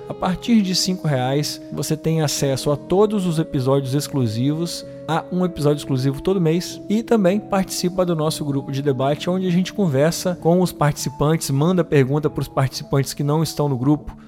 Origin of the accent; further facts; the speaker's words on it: Espírito Santo, Brazil; aqui da minha terrinha do Espírito Santo